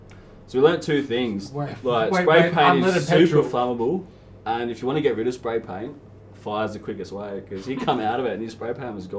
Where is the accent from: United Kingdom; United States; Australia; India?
Australia; Barwon Heads, Victoria; growing up in Barwon Heads, which is down the road from Lawn